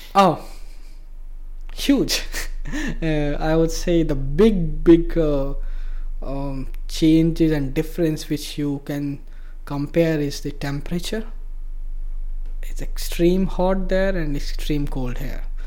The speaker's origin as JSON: {"language": "English", "region": "Bihar", "country": "India", "tie": "born or raised there", "also_born_or_lived": "Mumbai", "moved": "as an adult", "said": "I come actually from a very rural part of India. It's uh, a state called Bihar"}